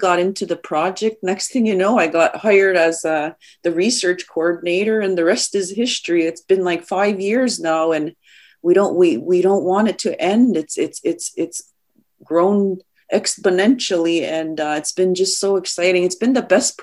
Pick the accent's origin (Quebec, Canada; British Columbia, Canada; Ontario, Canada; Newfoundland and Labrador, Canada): Quebec, Canada; Kahnawake; I'm from the Ganyangahaga community of Ganawage